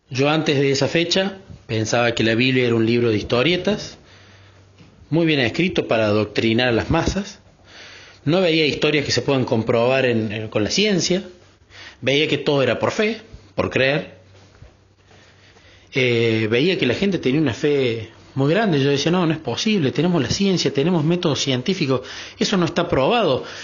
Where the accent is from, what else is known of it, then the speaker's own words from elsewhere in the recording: Córdoba, Argentina; Yo soy …, soy de Córdoba, Argentina.